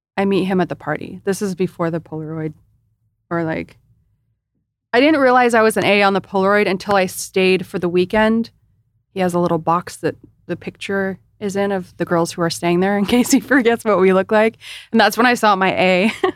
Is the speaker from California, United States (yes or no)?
yes; Imperial Beach, California, United States; I started off in Imperial Beach